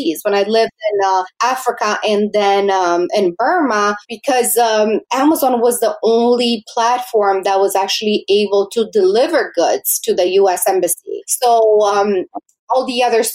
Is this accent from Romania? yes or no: yes; Romania; moved away; I was born in Romania, and I am very grateful actually that I was born there